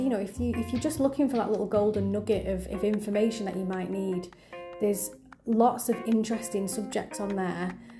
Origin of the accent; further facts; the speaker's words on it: Manchester, North West England, United Kingdom; I'm very proud to be part of the Manchester region, simply because it's my hometown